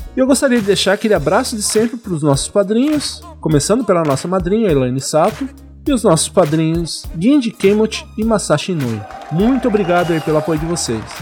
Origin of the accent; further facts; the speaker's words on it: Jacareí, São Paulo, Brazil; moved away as an adult; eu sou de Jacareí, interior